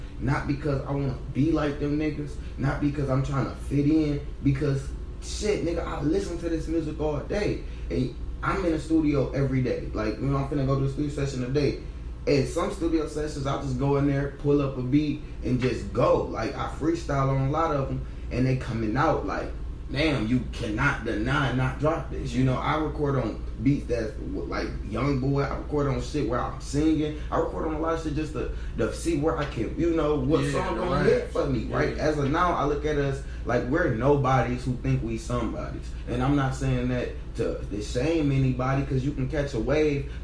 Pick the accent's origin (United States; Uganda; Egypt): United States; Pontiac, Michigan; I'm from Pontiac